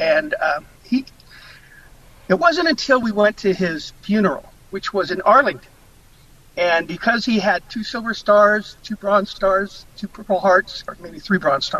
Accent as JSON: {"language": "English", "region": "Okinawa", "country": "Japan", "tie": "born there", "said": "it began when I was military dependent. I was born in Okinawa, and my father was in the military for 35 years."}